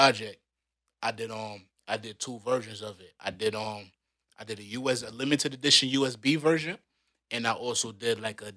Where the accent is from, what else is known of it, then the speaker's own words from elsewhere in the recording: Rochester, New York, United States; moved away as an adult; now in Canada; now I'm from Rochester, New York. East side to be exact.